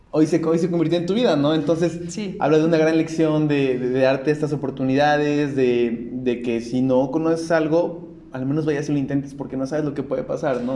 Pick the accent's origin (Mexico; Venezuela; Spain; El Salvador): Mexico; Puebla; yo soy de Puebla